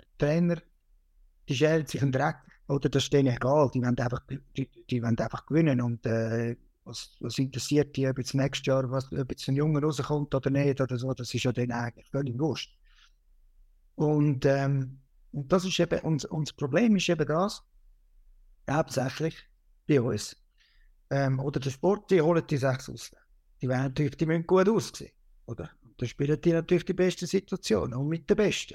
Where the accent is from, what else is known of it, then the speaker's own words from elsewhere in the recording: Switzerland; bei uns in der Schweiz